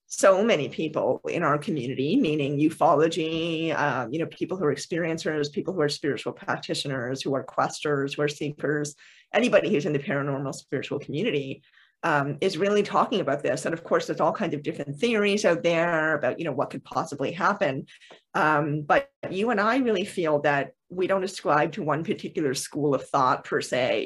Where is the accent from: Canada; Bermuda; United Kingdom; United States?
Canada; I am Canadian